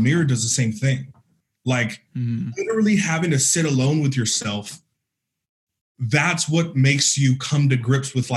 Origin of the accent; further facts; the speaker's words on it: Northern California, United States; moved away as an adult; also born or lived in San Francisco; now in Arizona, United States; I'm from Northern California